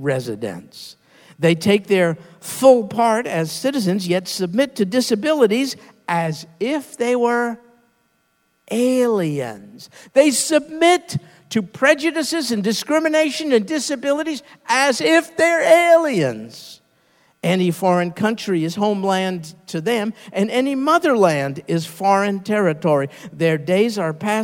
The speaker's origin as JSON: {"language": "English", "country": "United States", "said": "We Americans"}